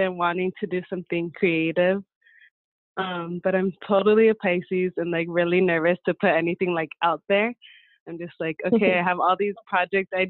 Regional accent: San Diego, California, United States; I grew up here in San Diego with really strong connection to Mexico, to Michoacán specifically

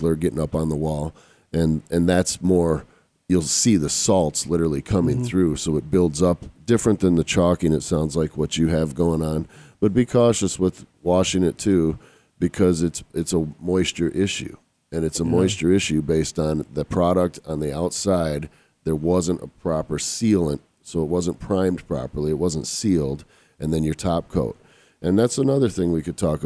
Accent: Michigan, United States; moved away as an adult; I'm from Michigan

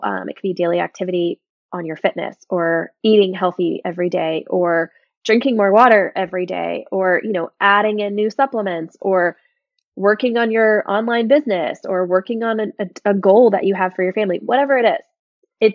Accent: Ocala, Florida, United States; moved away as an adult; also born or lived in Nashville / Montana; we moved back to my hometown, um, our hometown, I should say, of Ocala, Florida

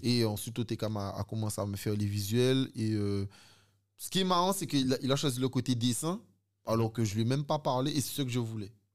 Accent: Guadeloupe; moved away as an adult; also born or lived in Sainte-Rose, Guadeloupe / France; j'ai comme fait une grande partie de mon enfance en Guadeloupe

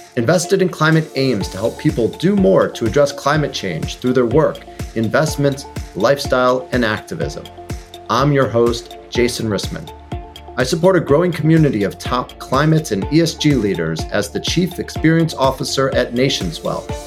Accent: Chicago, Illinois, United States; moved away; It is my hometown

